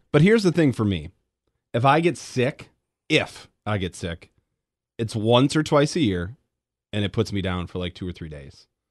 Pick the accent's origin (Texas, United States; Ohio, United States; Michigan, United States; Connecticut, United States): Michigan, United States; Grand Rapids; moved away; I grew up in Grand Rapids